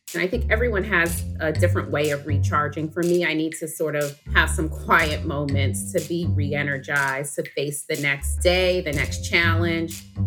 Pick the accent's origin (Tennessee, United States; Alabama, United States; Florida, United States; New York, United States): New York, United States; I'm from New York. I went to a place called Westmore Day Nursery